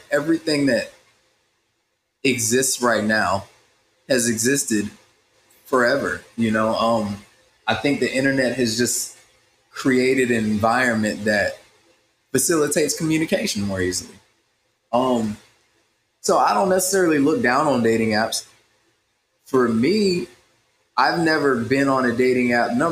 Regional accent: Midwest, United States; also born or lived in South; I am from uh, rural America. I'm from the Midwest and the South, and I grew up partially on a farm

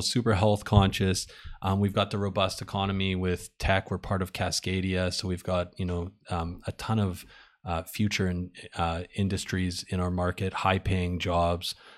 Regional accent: Winnipeg, Manitoba, Canada; now in Vancouver, Canada; I grew up in Winnipeg

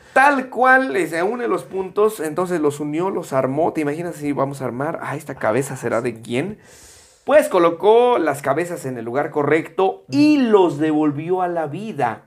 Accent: Mexico; los que somos de la República Mexicana

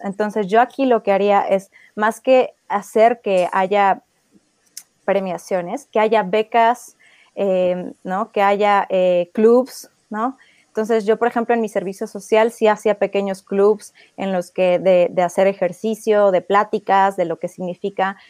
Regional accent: Mexico; si solo me dedico al trail en México, no puedo vivir de ello

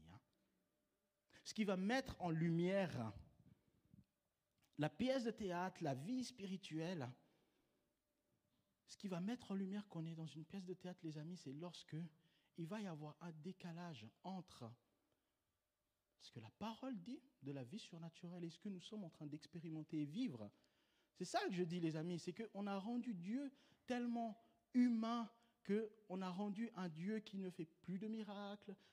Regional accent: Switzerland; Donc, euh, tu vois, je suis suisse, euh, les banques, je connais.

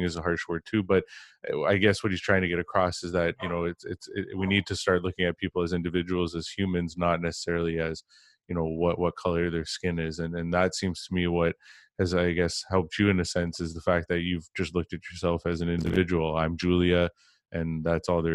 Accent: Mississauga, Ontario, Canada; I grew up in the GTA. I grew up in Mississauga, Ontario.

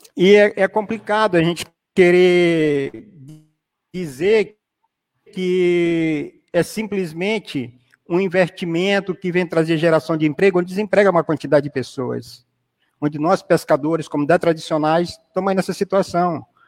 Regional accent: São Luís, Maranhão, Brazil; Eu não sou simplesmente do Cajueiro

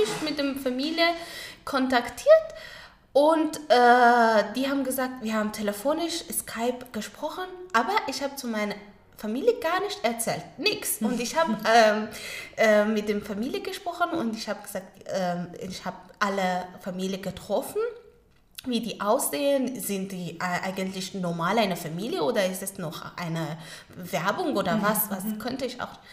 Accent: Kabul, Afghanistan; first language Pashto and Dari; German is a second language; moved away as an adult; now in Frankfurt, Germany; ich bin in Kabul geboren, da, dort aufgewachsen

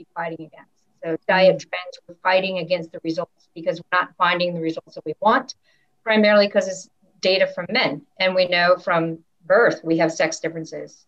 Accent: United States; growing up in the States

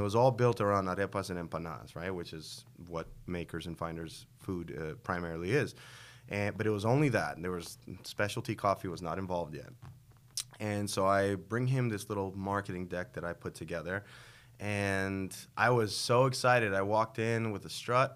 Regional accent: New York City, New York, United States; now in Las Vegas, United States; this expressway in New York City that I grew up by in Queens, the Van Wyck Expressway

